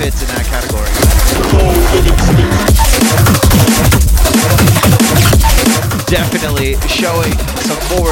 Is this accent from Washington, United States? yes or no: no; Florida, United States; from the great state of Florida, my hometown. My home state, I guess. Not my hometown.